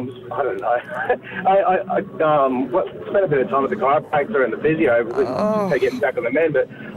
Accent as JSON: {"language": "English", "country": "Australia", "said": "I'm Australian."}